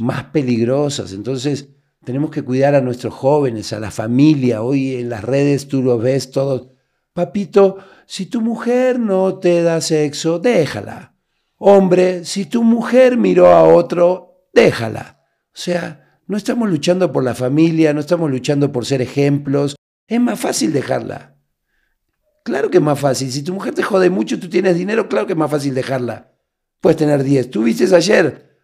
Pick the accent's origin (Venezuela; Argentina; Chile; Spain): Argentina; Buenos Aires; moved away as an adult; also born or lived in Uruguay; now in Mexico; nací en Uruguay, a los 30 días me llevaron a Buenos Aires, vivíamos en un barrio muy bravo, que es el barrio de La Boca